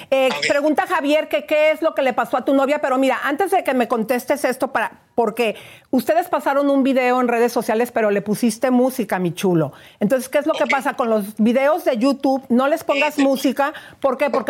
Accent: Brazil; moved away; Eh, no, brasileña.

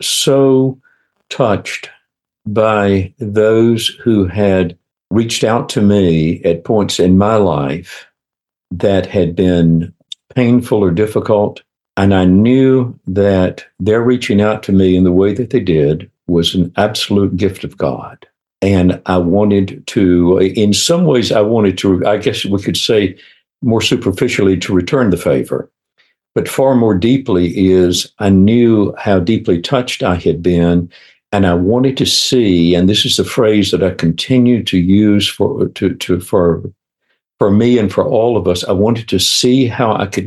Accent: Minden, Louisiana, United States; moved away as an adult; also born or lived in Baton Rouge, Louisiana; now in Atlanta, United States; I grew up in a little town in Louisiana, up in northwest Louisiana, a little town called Minden, outside of Shreveport.

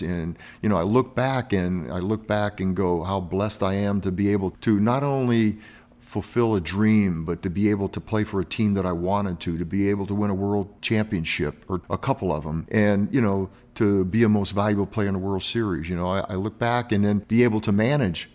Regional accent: Miami, Florida, United States; I grew up in Miami and I keep moving north

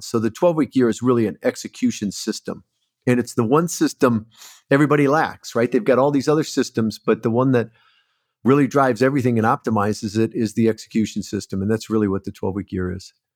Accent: Port Huron, Michigan, United States; moved away as an adult; also born or lived in Southern California; I grew up in Michigan, so not too far from you, Port Huron area, actually.

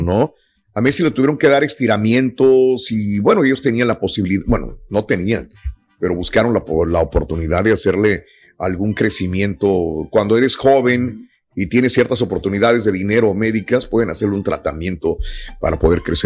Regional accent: Mexico; como mexicanos estamos bien en, México

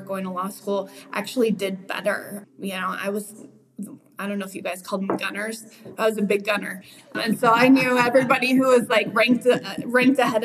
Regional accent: Wheat Ridge, Colorado, United States; I'm a native. Went to Wheat Ridge High School.

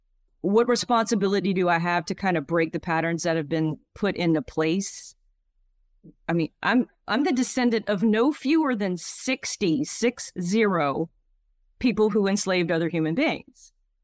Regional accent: Louisiana, United States; So I grew up in Acadiana, where that's the Cajun culture. So it's not New Orleans. The Cajuns are not in New Orleans. There might be some, but where I'm from, they're mostly French and Catholic and deeply Catholic.

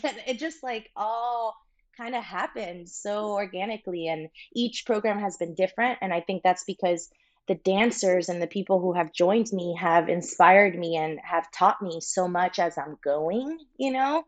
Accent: Miami, Florida, United States; moved away as an adult; also born or lived in Santiago, Chile; now in Los Angeles, United States; I was born in Santiago, Chile, raised in Miami, Florida from the age of five

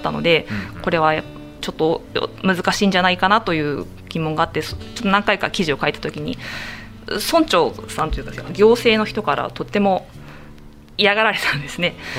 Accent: Tokyo, Japan; moved away as an adult; now in Okinawa, Japan; 東京で生まれ育ったっていう、まあ、いわゆる沖縄系の2世なんですね

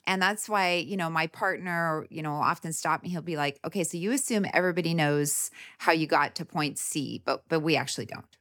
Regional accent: Winnipeg, Manitoba, Canada; moved away as an adult; also born or lived in Kansas City, Kansas; now in United States; I grew up in the Midwest in Canada

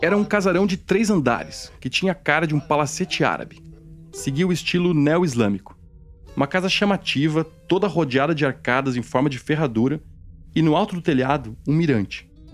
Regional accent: Santa Catarina, Brazil; moved away as an adult; also born or lived in São Paulo; Eu nem sou de São Paulo, eu sou catarinense

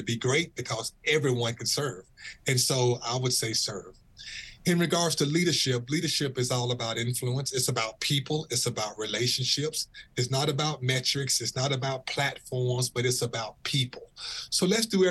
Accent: Birmingham, Alabama, United States; I'm from Birmingham, Alabama.

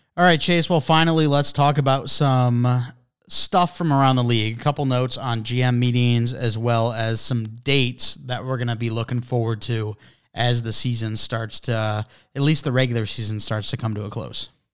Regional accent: Detroit, Michigan, United States; we're from Detroit.

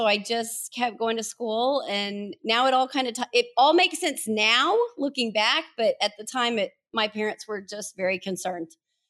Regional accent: Hennessey, Oklahoma, United States; So I'm an Oklahoma native. Grew up in Hennessey, Oklahoma. Lived through the original oil bust, I guess. My dad was in the oil field.

